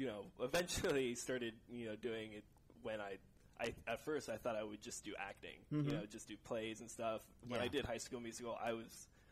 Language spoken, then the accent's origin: English; Livermore, California, United States; born or raised there; also born or lived in San Jose, California